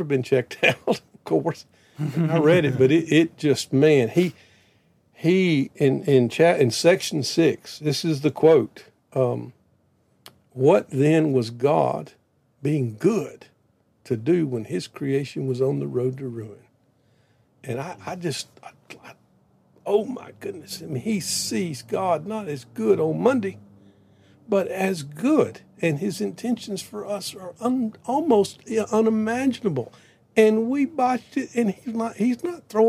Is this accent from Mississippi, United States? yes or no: yes; Prentiss, Mississippi, United States; I grew up in South Mississippi in a little town called Prentice, 1,000 people